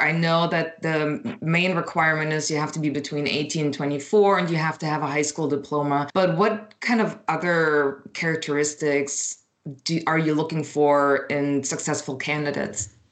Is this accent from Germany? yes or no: yes; Berlin, Germany; moved away; growing up in Berlin